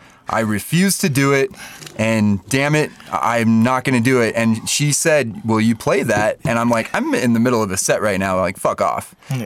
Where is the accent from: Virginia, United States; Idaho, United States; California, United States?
Idaho, United States; Boise; Boise, Idaho.